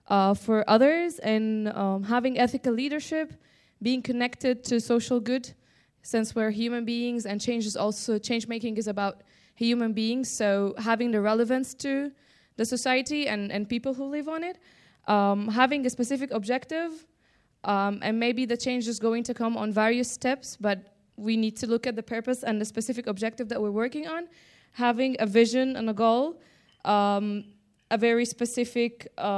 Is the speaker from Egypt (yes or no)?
yes; Egypt; from Egypt and I'm a young Mediterranean voice.